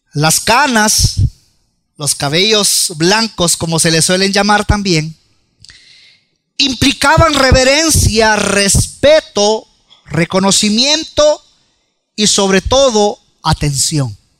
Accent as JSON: {"language": "Spanish", "country": "El Salvador", "said": "nosotros como buen salvadoreño"}